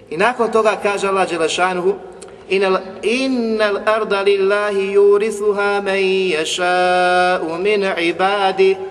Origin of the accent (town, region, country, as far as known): Bosnia & Herzegovina